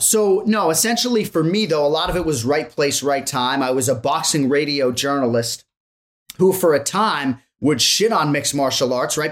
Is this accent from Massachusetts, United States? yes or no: yes; Metro West Boston, Massachusetts, United States; moved away as an adult; also born or lived in Wellesley / Watertown / Connecticut / Las Vegas; now in South Florida, United States; the first thirty-one years of my life in Massachusetts and then the last fourteen bouncing around Connecticut, Las Vegas, and now South Florida